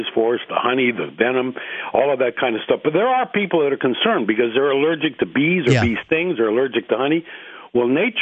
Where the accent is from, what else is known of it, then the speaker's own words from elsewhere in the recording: Hawaii, United States; also born or lived in Alaska / Australia / New Zealand / New York; I'm from Hawaii, and I'm here to stay now